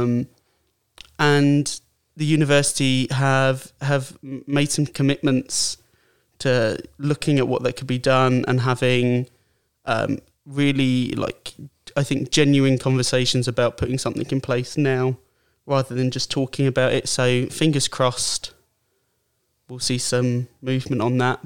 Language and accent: English; Brighton, South East England, United Kingdom; I'm from Brighton, um, well, just outside Brighton, but from Brighton.